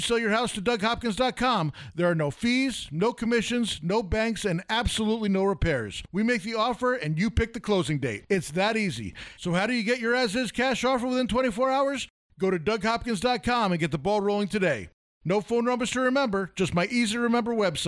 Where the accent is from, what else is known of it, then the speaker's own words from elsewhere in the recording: New York, United States; now in Arizona, United States; I'm from New York